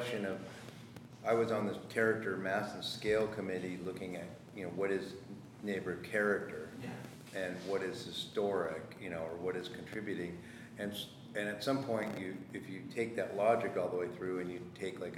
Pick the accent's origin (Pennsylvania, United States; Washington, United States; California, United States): California, United States; Los Angeles; also born or lived in Malibu / Venice; I grew up in Holmby Hills, like Little Holmby, right by UCLA